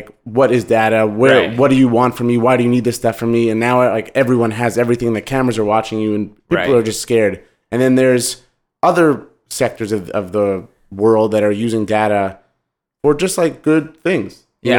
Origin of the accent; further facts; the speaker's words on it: Montreal, Quebec, Canada; I'm from Montreal and we used to play tennis, my brother and I, at the tennis court near our house.